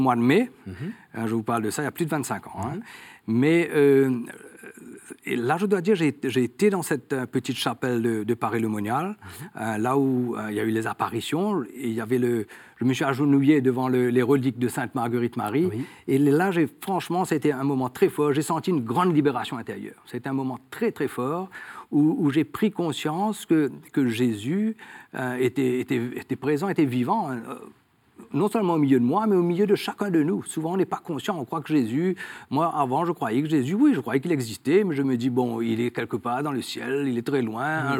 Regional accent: Mauritius; nous sommes établis dans l'île depuis plus de 200 ans. Hein. Et donc, moi, je suis né dans une famille catholique.

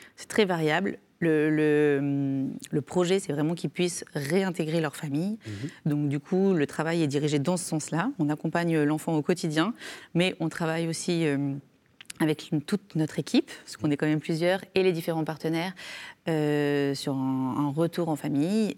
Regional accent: Ardèche, Auvergne-Rhône-Alpes, France; now in Drôme, France; je suis née en Ardèche, mais je vis dans la Drôme

